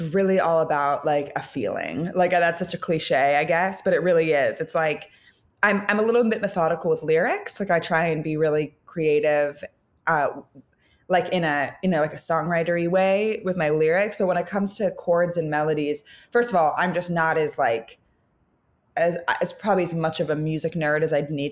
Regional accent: San Francisco, California, United States; now in Los Angeles, United States; growing up in San Francisco

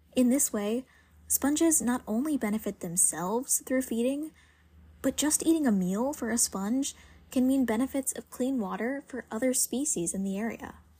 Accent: South Carolina, United States; Growing up in South Carolina

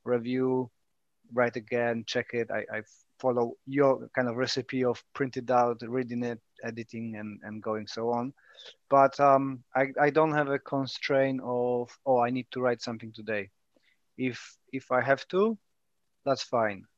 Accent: Poland; first language Polish; English is a second language; moved away as an adult; now in United Kingdom

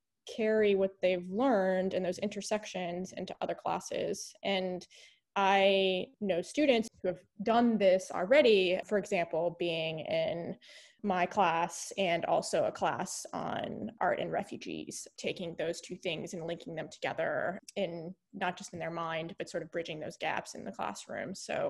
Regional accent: the South, United States; in part because of the experiences that I had growing up in the South.

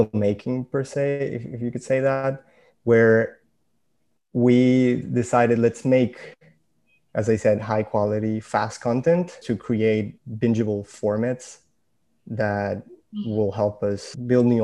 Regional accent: Venezuela; moved away; I'm originally from Venezuela

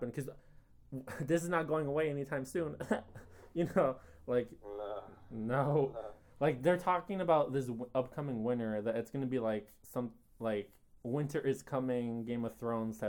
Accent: United States; because I am an American

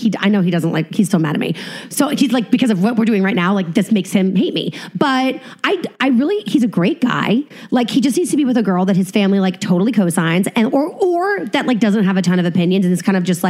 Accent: New England, United States; You know, I'm from New England. I'm like a wasp.

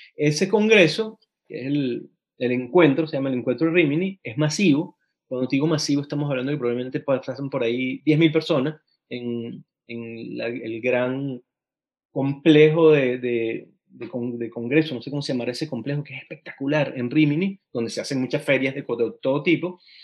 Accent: Mérida, Venezuela; moved away; Yo soy de Mérida

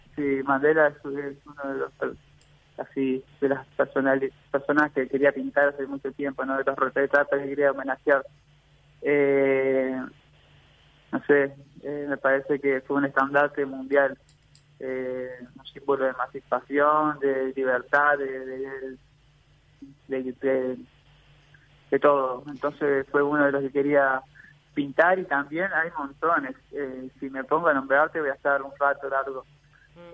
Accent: Salto, Uruguay; soy del departamento de Salto

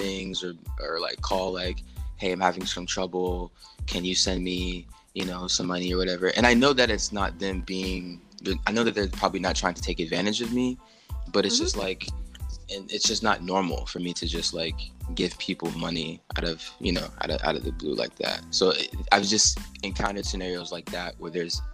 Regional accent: United States; me being an American

